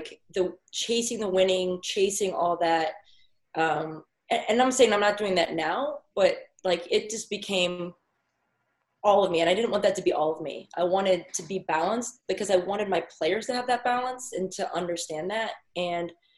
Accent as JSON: {"language": "English", "region": "Pennsylvania", "country": "United States", "tie": "born or raised there", "moved": "yes", "said": "I also have been growing up in Pennsylvania and lived in Pennsylvania all my life"}